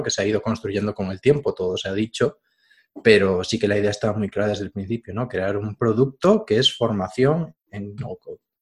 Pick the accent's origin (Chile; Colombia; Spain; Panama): Spain; Galicia; gallego de toda la vida